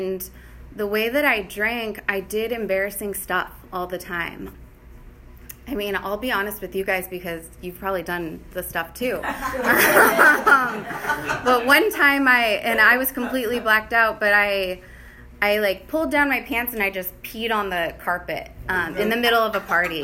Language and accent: English; Bay Area, California, United States; moved away; I grew up in the Bay Area